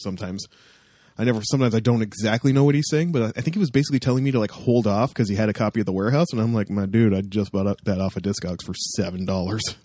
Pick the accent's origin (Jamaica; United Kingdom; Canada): Canada; Toronto, Ontario; I'm from Toronto